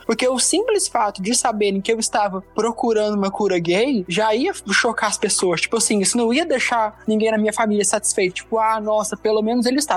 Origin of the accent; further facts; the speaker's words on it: Anápolis, Goiás, Brazil; eu sou de Anápolis, Goiás